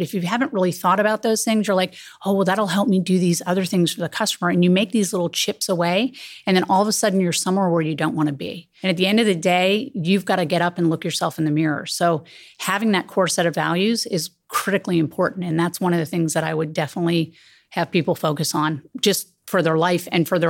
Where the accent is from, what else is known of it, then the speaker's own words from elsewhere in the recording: Silicon Valley, California, United States; I didn't have a lot of mentors when I was growing up in Silicon Valley.